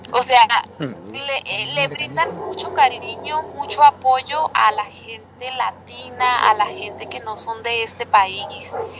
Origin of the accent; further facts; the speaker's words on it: Mexicali, Baja California, Mexico; moved away as an adult; now in Edmonton, Canada; yo soy de ahí, de Mexicali, Baja California